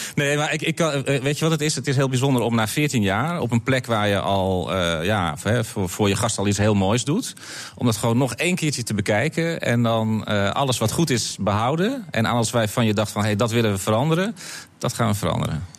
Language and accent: Dutch; North Holland, Netherlands; bij ons in Noord-Holland